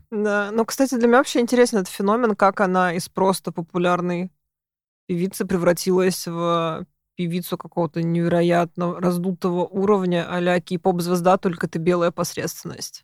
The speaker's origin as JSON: {"language": "Russian", "region": "Moscow", "country": "Russia", "said": "я зажавшийся москвич. И сижу в Москве"}